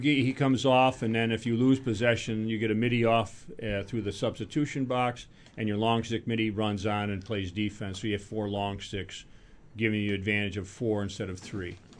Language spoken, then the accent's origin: English; Rochester, New York, United States; I grew up in Rochester